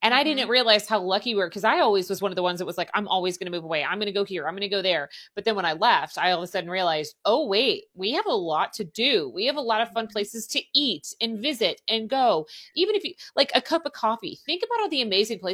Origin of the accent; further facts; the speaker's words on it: Southern Indiana, United States; also born or lived in Cleveland; I grew up in Southern Indiana